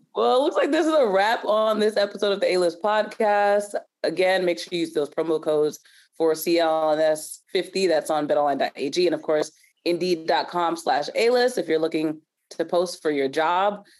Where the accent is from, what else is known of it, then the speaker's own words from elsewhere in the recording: New Jersey, United States; I'm from New Jersey